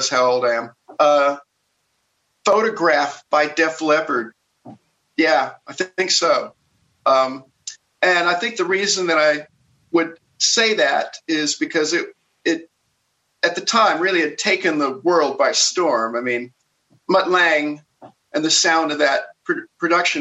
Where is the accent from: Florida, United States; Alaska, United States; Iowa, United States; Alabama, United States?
Alabama, United States; Jasper; now in Burbank, United States; I grew up in the South, but I'm rooted in a little town in Alabama called Jasper